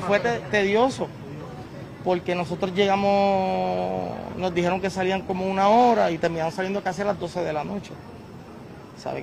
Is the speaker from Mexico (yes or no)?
no; Puerto Rico; estamos en Puerto Rico, esperamos esta semana estar con calma, tranquilo y estamos en mi tierra, con mi gente